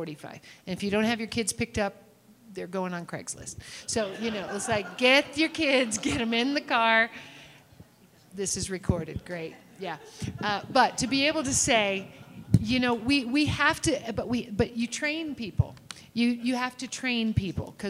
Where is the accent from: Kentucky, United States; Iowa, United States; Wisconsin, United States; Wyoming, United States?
Kentucky, United States; I'm from Kentucky